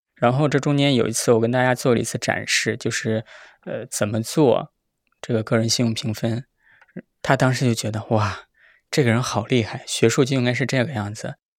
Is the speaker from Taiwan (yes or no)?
no; Henan, China; moved away as an adult; 我是在河南出生的，长大的，然后，呃，十九岁 ，呃，读书才离开了家乡。然后我们家就，这个小村子，其实这个村子 并不小，不能叫小村子，这是一个行政村的话，它大概有五千口人